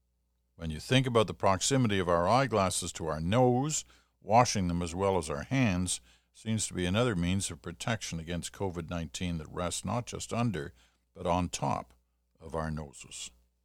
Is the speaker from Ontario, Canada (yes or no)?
yes; Kitchener, Ontario, Canada; It was from someone from my hometown of Kitchener.